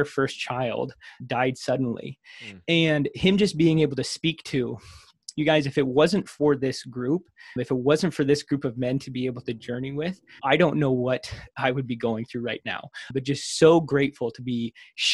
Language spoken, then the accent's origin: English; Crofton, Nebraska, United States; I grew up in Crofton, Nebraska